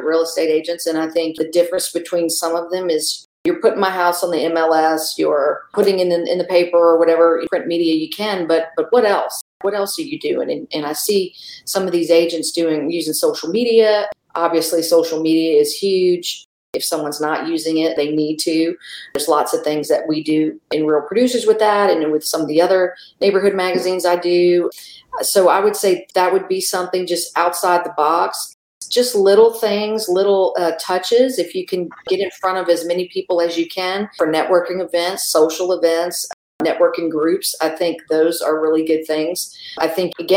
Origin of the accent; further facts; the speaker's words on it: South Louisiana, United States; moved away as an adult; now in Tulsa, United States; I was born and raised in South Louisiana.